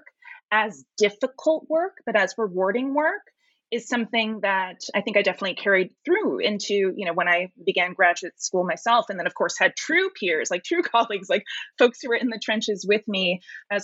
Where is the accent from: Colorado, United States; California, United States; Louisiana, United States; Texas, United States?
California, United States; San Francisco; I'm from San Francisco. So I grew up going to the De Young Museums